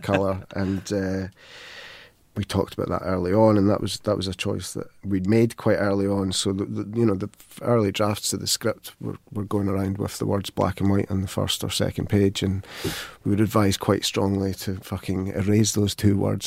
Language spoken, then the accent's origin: English; Falkirk, Scotland, United Kingdom; I come from Falkirk